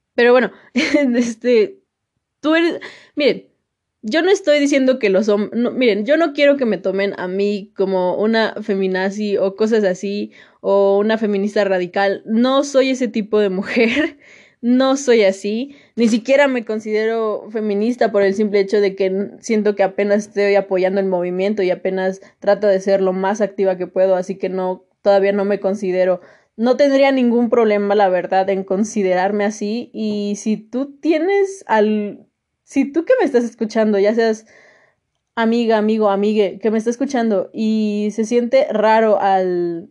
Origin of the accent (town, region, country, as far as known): Mexico